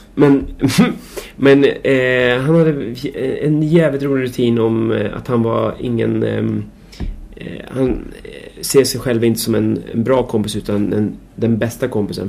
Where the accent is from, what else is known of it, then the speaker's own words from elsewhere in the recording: Märsta, Stockholm County, Sweden; jag är uppväxt i Märsta